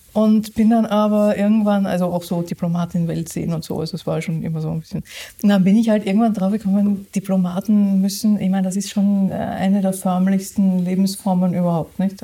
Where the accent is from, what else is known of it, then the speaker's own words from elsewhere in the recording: Austria; now in Germany; ich bin ja Österreicherin